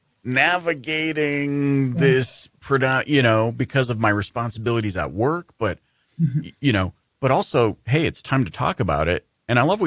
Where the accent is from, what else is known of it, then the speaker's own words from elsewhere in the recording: rural British Columbia, Canada; I grew up in British Columbia, Canada, rural British Columbia, Canada, small town, 50,000 people